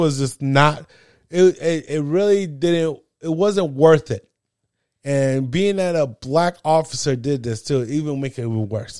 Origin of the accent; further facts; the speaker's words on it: New Jersey, United States; I'm from New Jersey